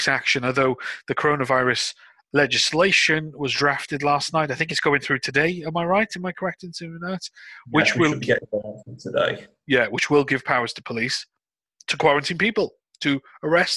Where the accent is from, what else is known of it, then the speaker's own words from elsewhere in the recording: United Kingdom; we're British.